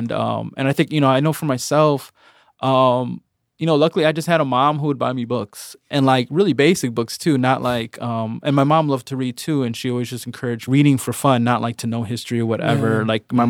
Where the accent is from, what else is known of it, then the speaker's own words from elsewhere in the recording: Chicago, Illinois, United States; I went to Edgebrook School. It's on the northwest side of Chicago. And it's not like selective enrollment, it's a neighborhood school.